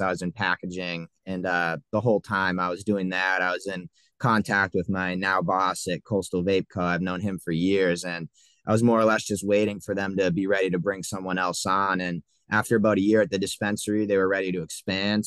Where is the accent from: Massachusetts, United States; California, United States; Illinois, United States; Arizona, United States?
Massachusetts, United States; south of Boston; I grew up, uh, right south of Boston in Massachusetts.